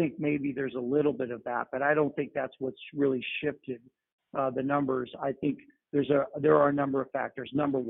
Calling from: New York City, New York, United States; I'm calling in from New York City

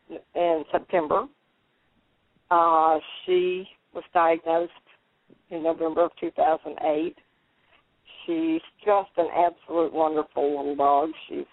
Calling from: Orange, Texas, United States; Well, I'm in the beautiful town of Orange, Texas, enjoying

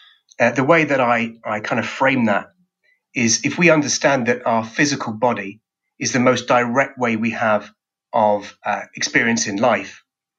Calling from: England, United Kingdom; I'm speaking here from England.

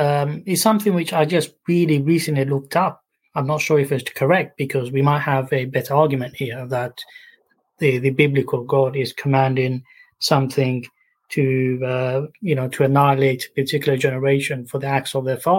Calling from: Barking, London, United Kingdom; Near Barking.

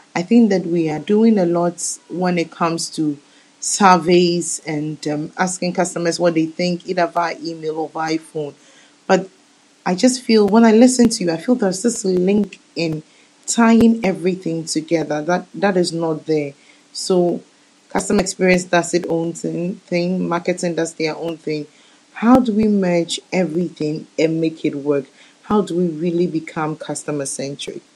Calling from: Ghana; I'm calling from Ghana

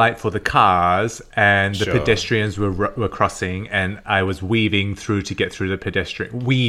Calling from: Toronto, Ontario, Canada; I'm calling in from Toronto. I have not left this spot the whole time we've been off.

